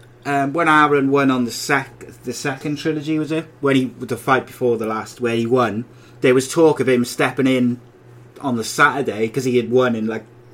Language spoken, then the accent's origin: English; Welsh, Wales, United Kingdom; I'm Welsh